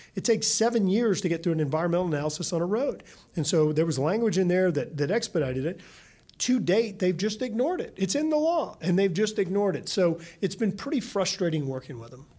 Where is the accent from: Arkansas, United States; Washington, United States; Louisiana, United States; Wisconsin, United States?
Louisiana, United States; my home state of Louisiana